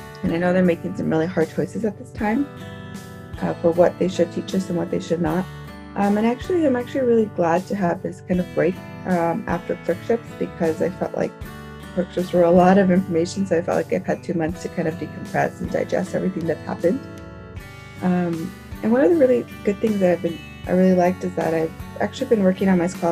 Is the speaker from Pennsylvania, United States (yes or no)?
no; Los Angeles, California, United States; I'm originally from Los Angeles, so I've been quarantined back home in Los Angeles